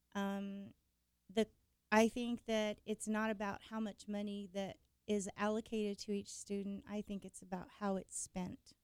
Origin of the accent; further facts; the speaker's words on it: Emporia, Kansas, United States; now in Wichita, United States; I was born and raised in Kansas, Emporia actually